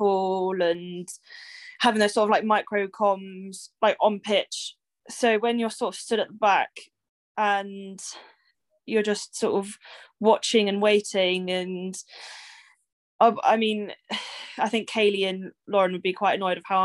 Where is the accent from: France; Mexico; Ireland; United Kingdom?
United Kingdom; Bristol, South West England; also born or lived in Exeter; I was born and bred in Bristol.